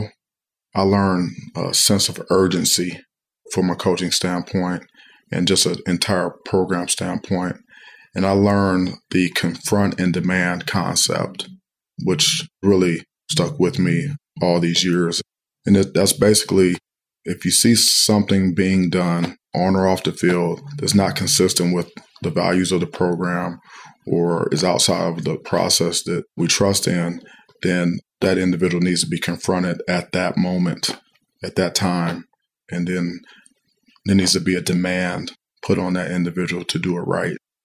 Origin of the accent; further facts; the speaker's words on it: Cleveland, Ohio, United States; moved away as an adult; now in East Lansing, United States; my hometown team, the Brownies